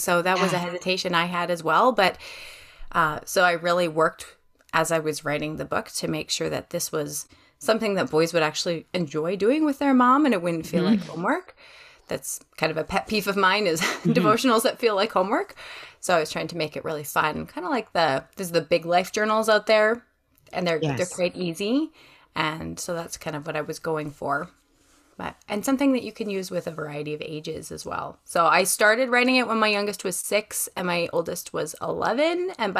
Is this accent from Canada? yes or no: yes; Western Canada, Canada; Yeah. I have a different accent. I come from Western Canada. I try not to say the word A, but if you hear it, please excuse me.